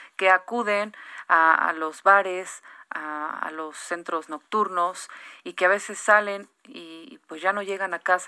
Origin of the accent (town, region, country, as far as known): Mexico